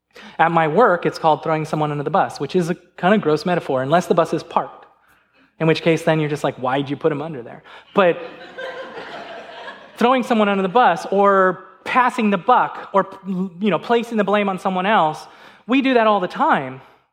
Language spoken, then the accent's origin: English; California, United States; Now, I remember, I'm a Lakers fan, because remember, I came from California.